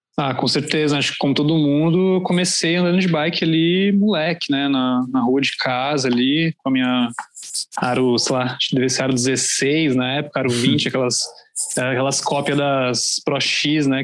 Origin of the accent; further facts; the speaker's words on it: Santo André, São Paulo, Brazil; moved away as an adult; now in São Paulo, Brazil; Eu sou de Santo André, na verdade, no, ah, no ABC, ABC. Paulista. Uhum. E hoje em dia eu moro aqui em São Paulo, já tenho uns 5, 6 anos. Mas morava ali no ABC, uma cidade bem pacata, assim, bem tranquila. Foi muito bom ter crescido ali